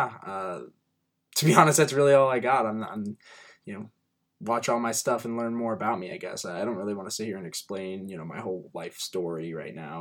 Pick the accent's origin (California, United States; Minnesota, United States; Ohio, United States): Ohio, United States; Cincinnati; I'm from Cincinnati, Ohio.